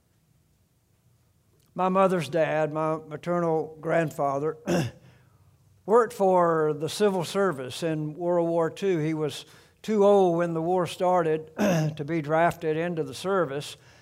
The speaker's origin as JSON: {"language": "English", "region": "South Alabama", "country": "United States", "tie": "born or raised there", "said": "the home farm, uh, that I grew up around in South Alabama."}